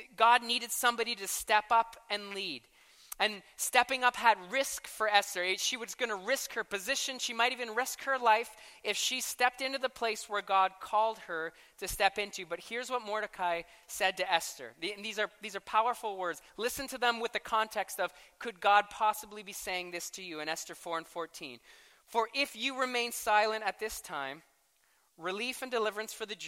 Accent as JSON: {"language": "English", "country": "Canada", "said": "I am a passionate Canadian for 9 months a year"}